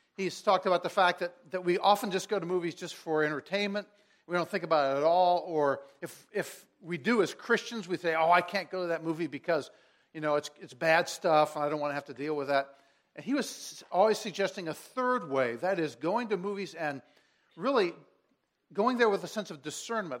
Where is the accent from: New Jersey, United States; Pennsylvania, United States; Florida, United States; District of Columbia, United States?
District of Columbia, United States; Washington; I transferred back to my hometown, to Washington, D C, so I could work in the, the youth ministry of the church where I had grown up